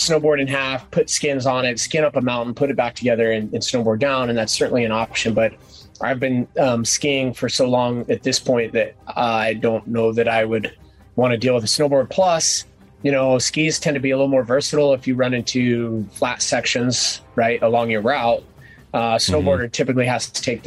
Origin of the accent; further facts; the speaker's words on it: Colorado, United States; Growing up in Colorado.